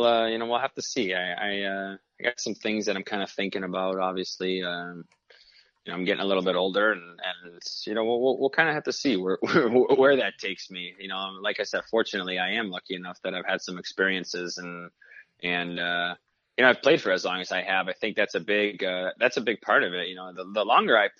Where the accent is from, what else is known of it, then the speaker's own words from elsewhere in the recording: Michigan, United States; Growing up in Michigan, you know, you grew up in Detroit. I watched, naturally, Datsyuk and Zetterberg.